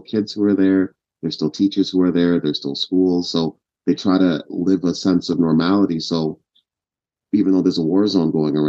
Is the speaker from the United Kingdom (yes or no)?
no; Kenya; born there; Yeah, so my family's Ugandan, but I was born in Kenya at the time